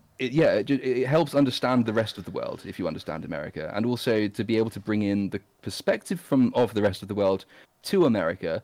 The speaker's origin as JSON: {"language": "English", "region": "England", "country": "United Kingdom", "said": "I'm English"}